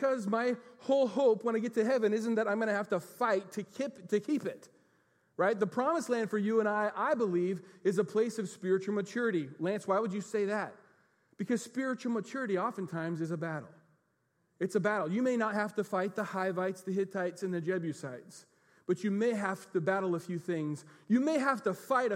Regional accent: United States; we're American Christians

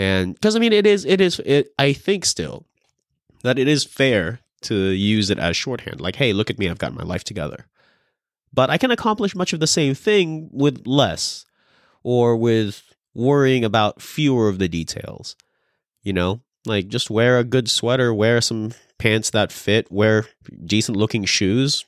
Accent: California, United States; moved away; I'm from California

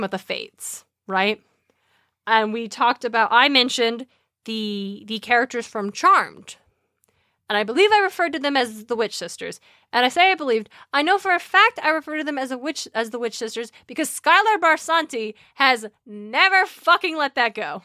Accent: Idaho, United States; We are from Idaho

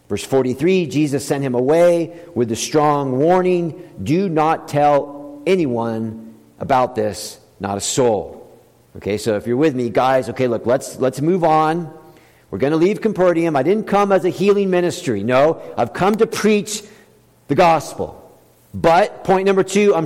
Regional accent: the South, United States; when I was growing up, I grew up in the South.

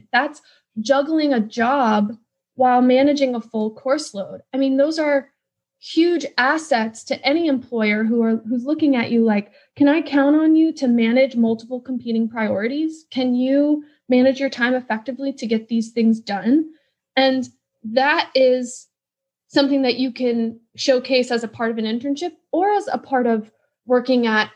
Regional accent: Wisconsin, United States; now in Washington, D.C., United States; I grew up in Wisconsin

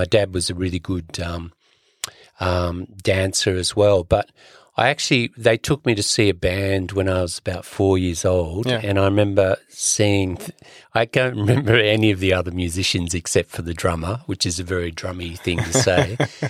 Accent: Sydney, New South Wales, Australia; I grew up in Sydney, my father's parents emigrated from the west coast of Ireland.

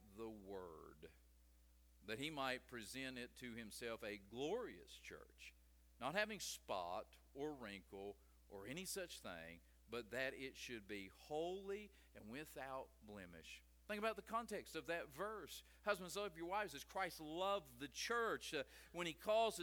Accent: West Virginia, United States; I'm from West Virginia

